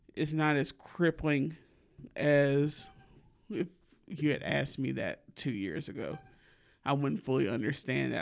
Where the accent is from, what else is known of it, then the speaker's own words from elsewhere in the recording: Alabama, United States; accent: southern; My people from Mississippi, I was raised in Alabama